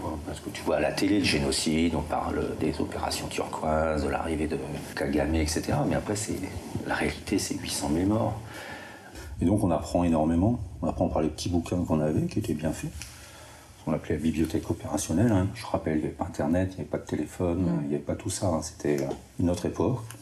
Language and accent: French; the North, Hauts-de-France, France; moved away; je suis du Nord